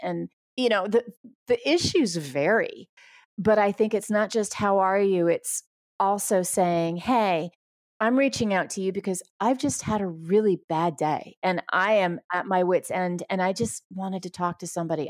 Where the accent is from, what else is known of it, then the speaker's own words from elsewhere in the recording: New York, United States; I'm from New York